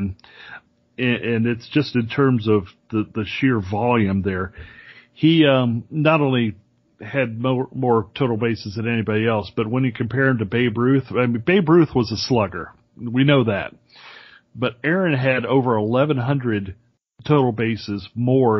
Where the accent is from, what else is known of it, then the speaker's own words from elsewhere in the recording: Orlando, Florida, United States; in my hometown of Orlando